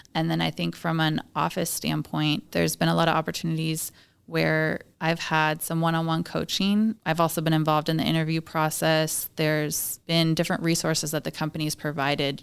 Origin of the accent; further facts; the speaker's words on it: Washington, United States; I'm pretty much born and raised in Washington